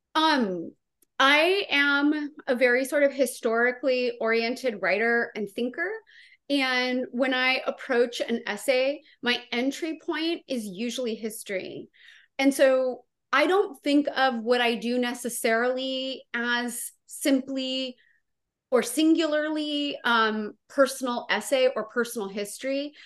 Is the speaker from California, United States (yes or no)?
yes; Santa Maria, California, United States; my hometown